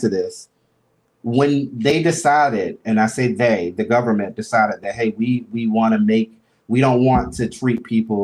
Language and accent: English; Albany, Georgia, United States; moved away; being in Albany, Georgia, you know, born and raised in the South